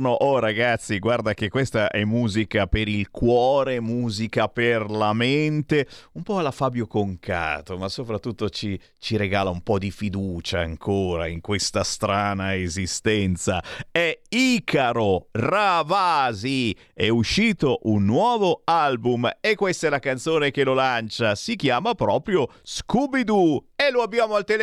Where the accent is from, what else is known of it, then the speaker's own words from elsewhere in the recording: Monza, Lombardy, Italy; io sono nato a Monza